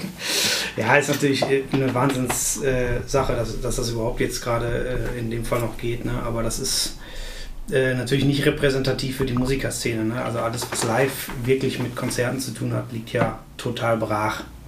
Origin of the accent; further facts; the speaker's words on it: Essen, North Rhine-Westphalia, Germany; also born or lived in Arnhem, Netherlands; ich komme ja aus Essen, also ich habe hier ähm, beim, in Essen auch allgegenwärtigen Markus Peters Gitarrenunterricht gehabt.